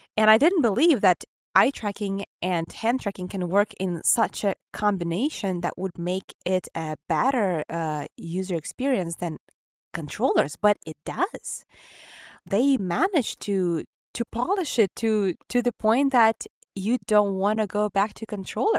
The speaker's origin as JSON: {"language": "English", "country": "Ukraine", "accent": "Ukrainian", "second_language": "English", "said": "my Ukrainian accent"}